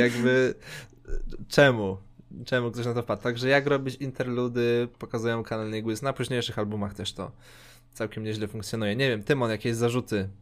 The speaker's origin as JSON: {"language": "Polish", "country": "Poland", "said": "my jesteśmy prostymi białasami z Polski"}